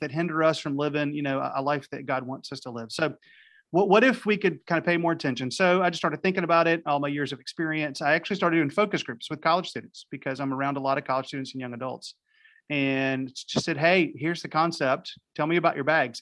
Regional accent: Raleigh, North Carolina, United States; now in Wilmington, United States; I was in Raleigh, North Carolina, wh, which is my hometown.

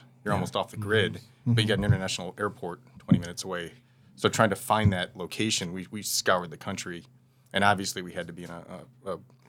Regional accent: Illinois, United States; also born or lived in California; now in Utah, United States; I was in California for 10 years via Illinois. I grew up in Illinois. And so I was moving to Utah.

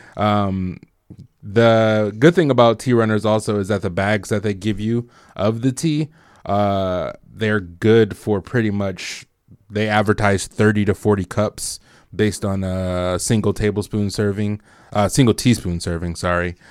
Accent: Bloomington, Indiana, United States; I was from Bloomington. Like, I went to Bloomington High School

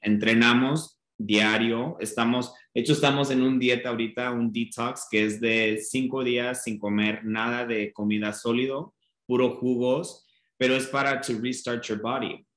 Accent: Denver, Colorado, United States; moved away as an adult; also born or lived in Mexico City; nací en Denver

